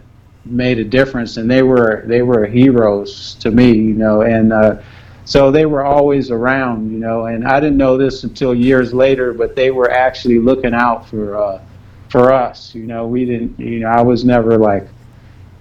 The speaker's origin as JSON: {"language": "English", "town": "Los Angeles", "region": "California", "country": "United States", "tie": "born or raised there", "said": "I'm from South Central Los Angeles"}